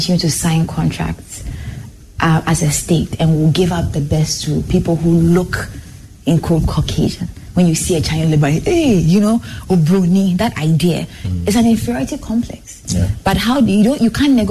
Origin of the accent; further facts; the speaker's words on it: Zimbabwe; moved away; also born or lived in Ghana / South Africa; I grew up in Zimbabwe